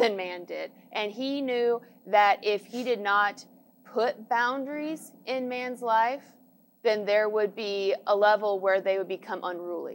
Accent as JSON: {"language": "English", "country": "United States", "said": "I, as an American"}